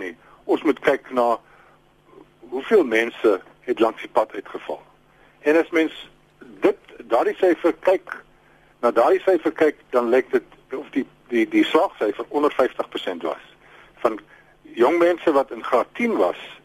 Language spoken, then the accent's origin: Afrikaans; Free State, South Africa; my tuisprovinsie waar ek gebore is in die Vrystaat